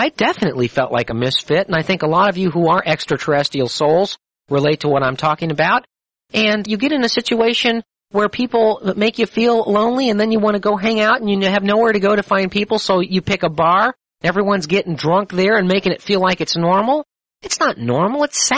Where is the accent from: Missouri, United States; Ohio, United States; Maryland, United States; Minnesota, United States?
Missouri, United States; You know, I'm a skeptic. I'm from Missouri. Show me.